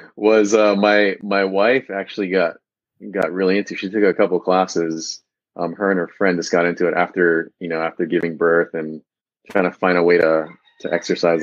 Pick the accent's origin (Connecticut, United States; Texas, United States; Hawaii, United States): Hawaii, United States; Big Island; moved away as an adult; also born or lived in Southern California / Central California; I actually was born and raised on the Big Island, Hawaii